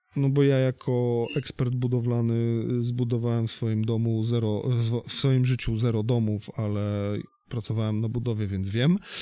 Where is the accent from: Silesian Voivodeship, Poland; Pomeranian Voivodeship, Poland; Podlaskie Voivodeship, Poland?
Pomeranian Voivodeship, Poland; Gdynia; u nas w Gdyni